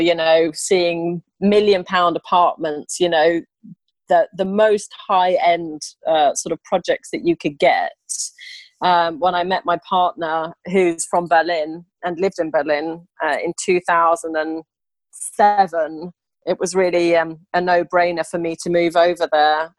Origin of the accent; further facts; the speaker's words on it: England, United Kingdom; also born or lived in Sweden / Italy; I'm actually Swedish, and I grew up in England, uh, moving there when I was four and a half